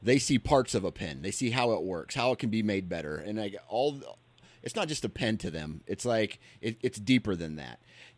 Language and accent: English; Iowa, United States; So I'm a flatlander from Iowa.